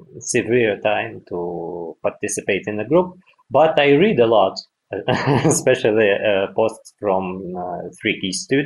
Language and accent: English; Yakutsk, Sakha Republic, Russia; English is a second language; now in Moscow, Russia; Yeah, because I was born in Yakutsk. It's a part of the Russian Federation, but it's located at really, really east part of the Russia